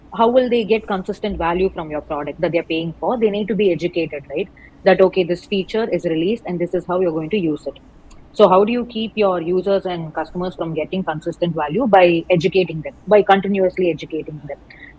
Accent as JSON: {"language": "English", "town": "Chidambaram", "region": "Tamil Nadu", "country": "India", "said": "I come from Chidambaram, and since it's more of a rural setting"}